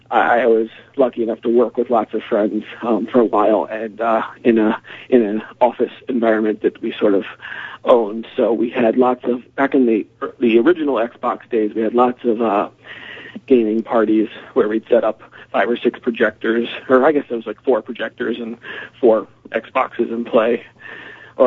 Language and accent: English; North Carolina, United States; from North Carolina